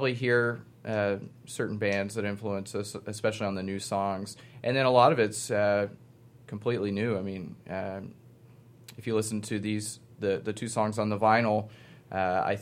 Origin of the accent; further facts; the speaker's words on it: Dallas, Texas, United States; now in Austin, United States; I'm from Dallas